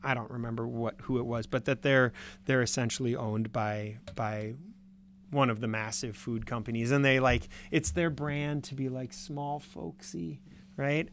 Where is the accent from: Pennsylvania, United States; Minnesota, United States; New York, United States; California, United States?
Minnesota, United States; now in Wisconsin, United States; I'm from Minnesota